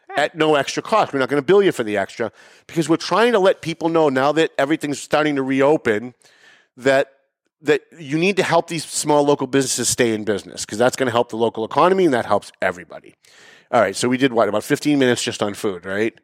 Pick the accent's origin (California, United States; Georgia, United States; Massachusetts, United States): Massachusetts, United States; Lawrence; When I was younger, I grew up in Lawrence